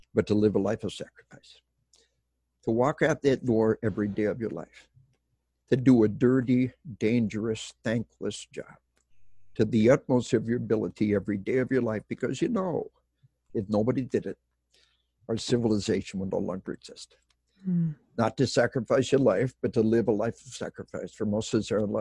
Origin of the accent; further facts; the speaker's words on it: Arkansas, United States; moved away; We are from Arkansas